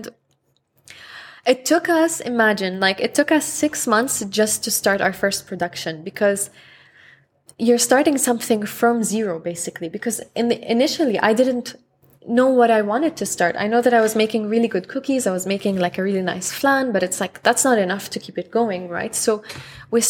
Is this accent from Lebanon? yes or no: yes; Lebanon; also born or lived in Houston; now in Dubai, United Arab Emirates; I'm from Lebanon